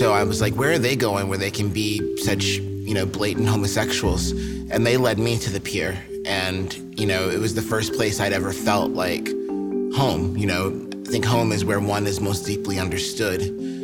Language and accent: English; New Jersey, United States; I'm from New Jersey. So, you know, I'll never forget it, because I grew up kind of close to New York.